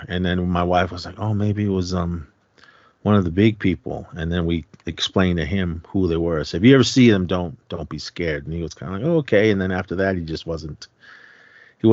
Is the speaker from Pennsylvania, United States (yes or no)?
no; Oakland, California, United States; moved away; I grew up in Oakland, California, so I was a urban native